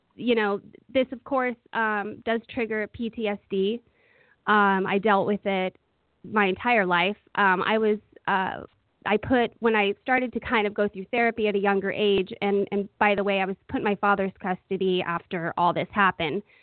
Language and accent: English; Oakland, California, United States; I grew up in Oakland, California